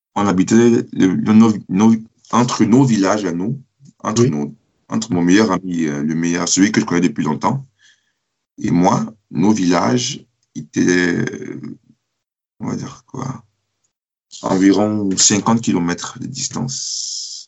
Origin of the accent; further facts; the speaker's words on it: Cameroon; also born or lived in France; now in Germany; depuis que je suis parti du Cameroun